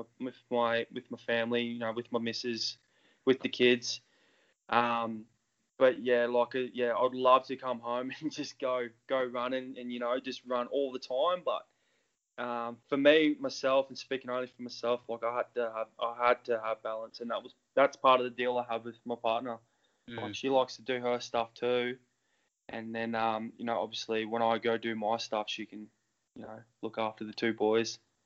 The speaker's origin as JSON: {"language": "English", "region": "Queensland", "country": "Australia", "moved": "as an adult", "lives_now": "Mount Macedon, Australia", "said": "I've played rugby my whole life because, like I said, I was from Queensland."}